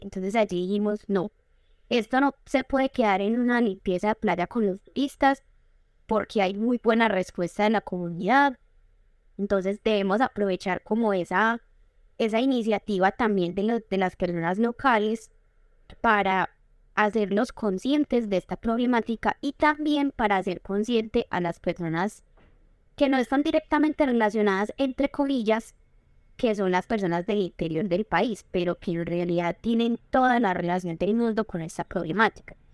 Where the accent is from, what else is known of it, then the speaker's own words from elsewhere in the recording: Medellín, Antioquia, Colombia; also born or lived in Arboletes, Antioquia; yo crecí en la ciudad de Medellín